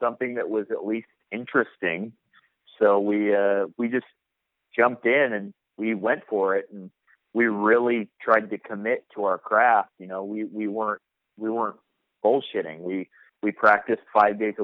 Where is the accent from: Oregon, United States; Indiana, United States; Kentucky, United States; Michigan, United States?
Oregon, United States; Portland; I grew up playing shows around Portland, and I grew up with this band called American Me